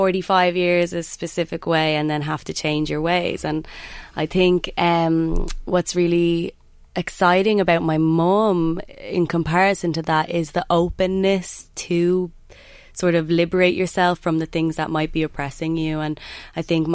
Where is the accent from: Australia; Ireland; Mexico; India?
Ireland; accent: Irish; I'm Irish